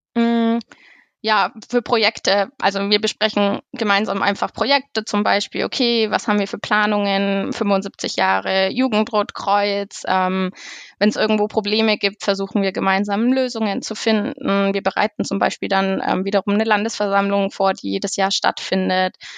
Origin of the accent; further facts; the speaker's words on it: Neuendettelsau, Bavaria, Germany; Ich komme aus Neuen-Dettelsau im Kreisverband Ansbach, dem Bezirk Obermittelfranken